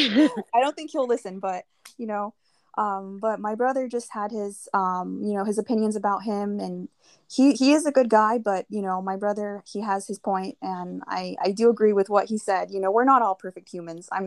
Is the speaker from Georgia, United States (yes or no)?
no; California, United States; We're from California